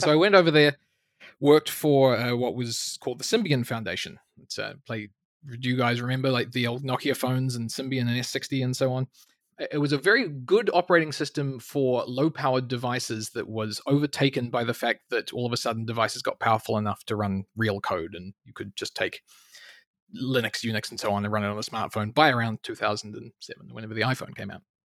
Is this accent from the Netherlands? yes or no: no; New Zealand; moved away as an adult; also born or lived in Canada; somewhere in New Zealand, right the other end of the world